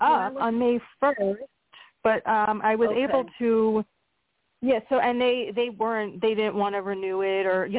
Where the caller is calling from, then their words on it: Pennsylvania, United States; from Pennsylvania.